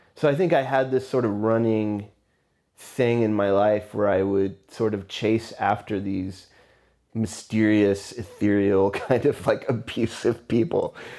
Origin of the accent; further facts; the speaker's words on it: Houston, Texas, United States; also born or lived in McAllen, Texas; I was born in Houston, Texas, and I lived there until I was fourteen, fifteen